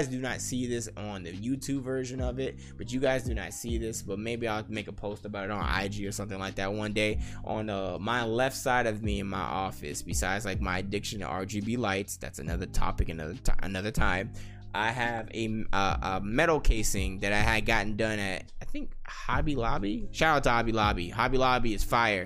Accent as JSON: {"language": "English", "town": "Las Vegas", "region": "Nevada", "country": "United States", "tie": "born or raised there", "said": "I'm born and raised in Las Vegas, Nevada"}